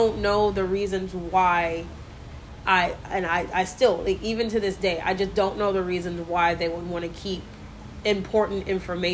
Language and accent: English; McKinney, Texas, United States; also born or lived in Dallas; I was born in Dallas, and all of my family is here in Dallas, but I grew up in McKinney, and I still live there